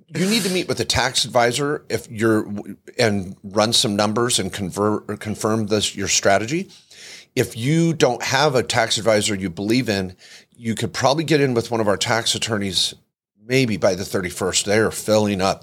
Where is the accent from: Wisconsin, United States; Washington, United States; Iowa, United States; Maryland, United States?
Washington, United States; I grew up in the Northwest